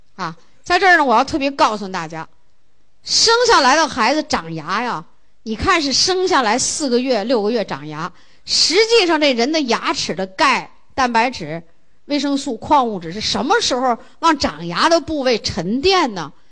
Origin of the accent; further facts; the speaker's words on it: China; 我们中国人就喜欢那花的热闹的不得了